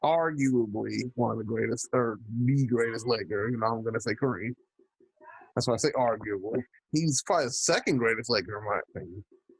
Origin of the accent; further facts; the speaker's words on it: Virginia, United States; I'd love to have a football team in my home state.